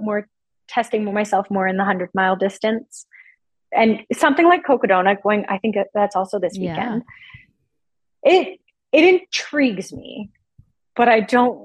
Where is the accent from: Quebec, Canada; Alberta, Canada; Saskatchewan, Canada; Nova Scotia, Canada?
Alberta, Canada; also born or lived in Vancouver / Calgary; I was born and raised in Alberta.